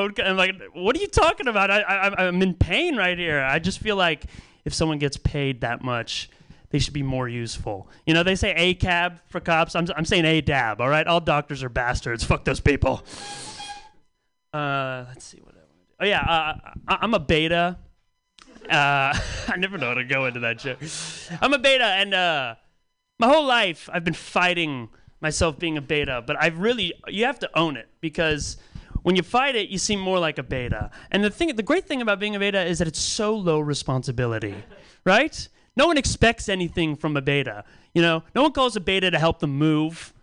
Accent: Pacifica, California, United States; I grew up in Pacifica, California

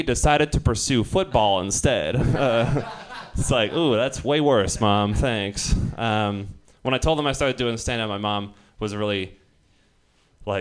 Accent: Marin County, California, United States; I come from Marin County

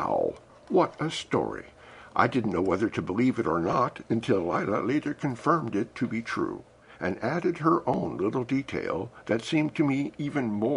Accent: Missouri, United States; I was born in Missouri, known as the Show Me State

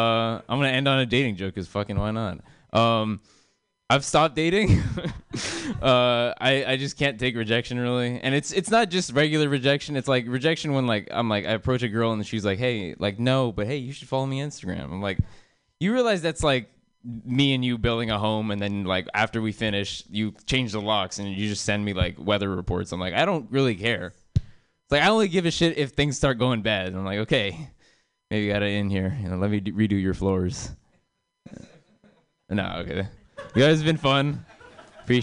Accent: India; I'm Indian, you know, because it's convenient. I look like this. It'd be really confusing. I also have Indian parents that make them proud, I guess. Yeah, I like being Indian.

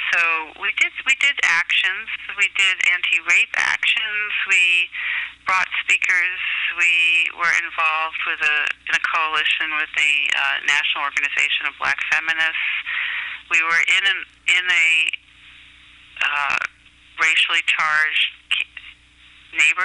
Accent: New York, United States; I was born in New York in 1958.

